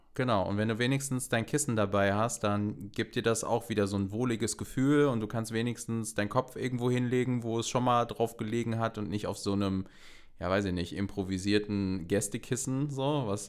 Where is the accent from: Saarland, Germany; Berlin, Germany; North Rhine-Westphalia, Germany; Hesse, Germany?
North Rhine-Westphalia, Germany; ich komme halt auch aus NRW